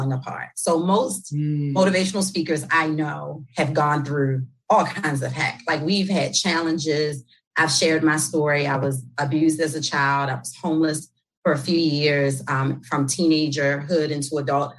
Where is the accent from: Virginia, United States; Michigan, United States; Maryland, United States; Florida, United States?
Maryland, United States; Baltimore; accent: New York; I'm born and raised in Baltimore, West Baltimore. Although I'm often told I have like this New York accent